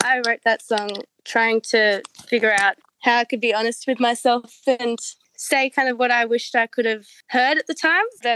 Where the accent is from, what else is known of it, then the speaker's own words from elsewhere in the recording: Blue Mountains, New South Wales, Australia; moved away as an adult; now in Melbourne, Australia; We're originally from the Blue Mountains. That's where I grew up and lived until we moved to Melbourne in my like early 20s.